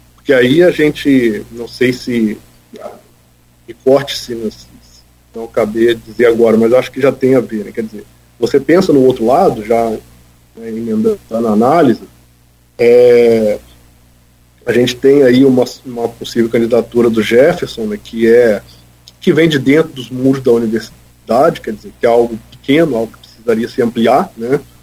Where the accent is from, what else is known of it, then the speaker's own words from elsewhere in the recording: Campos dos Goytacazes, Rio de Janeiro, Brazil; eu como um bom campista, né, cresci na minha cidade, conheço bem o nosso povo